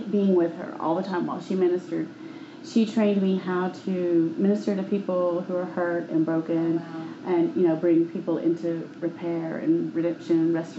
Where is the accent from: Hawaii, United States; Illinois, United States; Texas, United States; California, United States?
Texas, United States; Houston; I was born in Houston, so I'm a Texan, even though I've been out of the state a few times in life.